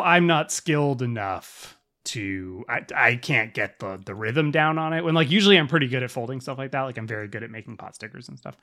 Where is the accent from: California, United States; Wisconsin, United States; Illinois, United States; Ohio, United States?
California, United States; Southern; we're from Southern California